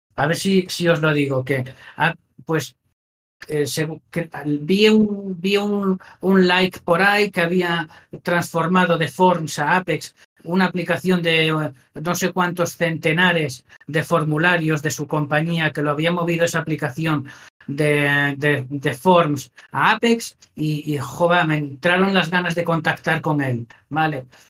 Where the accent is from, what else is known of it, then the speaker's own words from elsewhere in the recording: Asturias, Spain; moved away; yo soy de Asturias